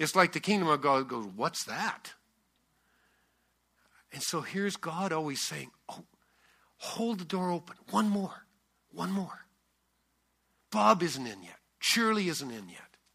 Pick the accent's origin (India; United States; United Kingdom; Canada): Canada; I'm Canadian and left-handed.